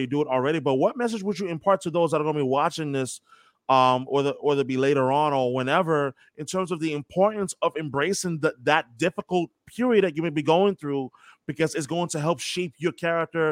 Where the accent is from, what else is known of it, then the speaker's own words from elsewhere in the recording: New York, United States; I'm from New York.